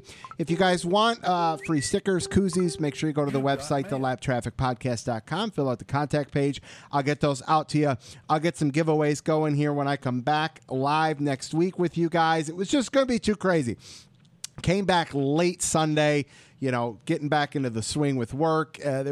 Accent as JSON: {"language": "English", "region": "Michigan", "country": "United States", "tie": "born or raised there"}